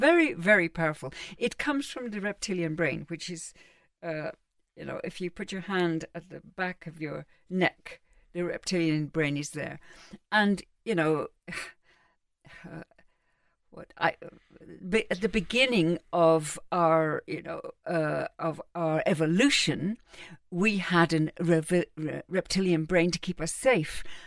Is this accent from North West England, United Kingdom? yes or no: no; London, United Kingdom; also born or lived in Cambridge; I was brought up in London and Cambridge